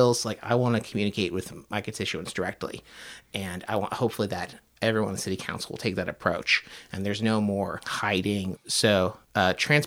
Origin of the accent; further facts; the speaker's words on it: outside of Tampa, Florida, United States; moved away as an adult; also born or lived in California / Chicago; now in Portland, United States; I grew up in Florida, outside of Tampa. Was there for about 20 years